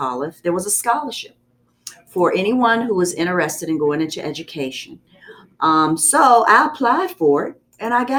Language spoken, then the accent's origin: English; Amherst County, Virginia, United States; also born or lived in Lynchburg, Virginia; So I was born in Lynchburg Hospital, and I grew up in Amherst County.